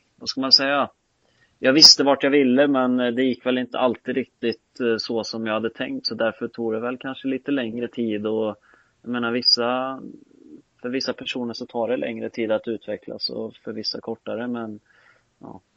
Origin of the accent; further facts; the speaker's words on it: Skövde, Västra Götaland, Sweden; jag är född och uppvuxen hemma i Skövde